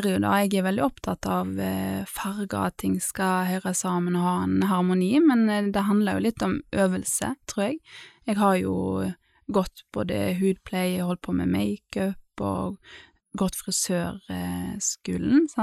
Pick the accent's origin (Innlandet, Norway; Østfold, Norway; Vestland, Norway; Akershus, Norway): Vestland, Norway; Da vil jo jeg si Grindheimsfjorden, for der har jeg alle mine barndomsminner, i holmene på somrene og sånn.